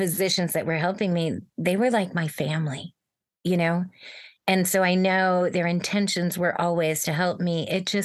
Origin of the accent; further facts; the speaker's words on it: Bay Area, Silicon Valley, California, United States; I grew up in the Bay Area in Silicon Valley